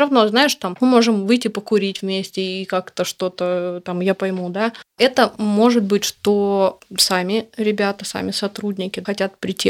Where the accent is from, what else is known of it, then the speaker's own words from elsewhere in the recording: Vladivostok, Primorsky Krai, Russia; moved away as an adult; now in Moscow, Russia; Я из Владивостока, и я училась в Дальневосточном федеральном университете